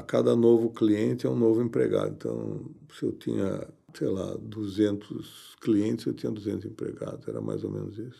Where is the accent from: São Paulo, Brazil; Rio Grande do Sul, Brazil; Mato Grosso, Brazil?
São Paulo, Brazil; Eu nasci em São Paulo.